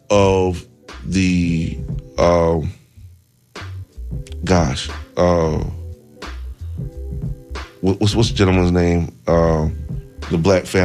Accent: Tallahassee, Florida, United States; Tallahassee, Florida. Tallahassee, Florida. My hometown.

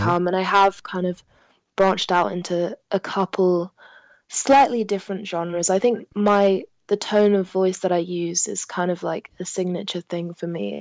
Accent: London, United Kingdom; first language French; English is a second language; I'm born and bred in London

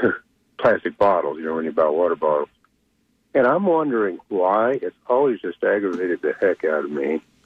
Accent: Lakeland, Florida, United States; also born or lived in Polk County, Florida; I'm from Lakeland, but I live in the county.

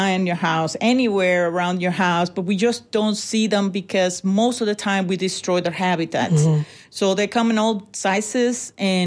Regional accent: Puerto Rico; moved away as an adult; now in Tampa, United States; I was born and raised in Puerto Rico. After some years in the military, we swarmed and landed here in Tampa.

